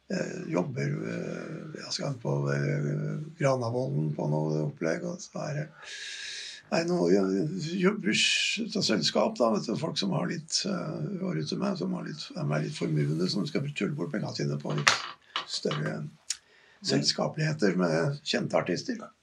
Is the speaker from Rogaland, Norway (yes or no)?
no; Gjøvik, Innlandet, Norway; personlig så kommer jeg fra Hunndalen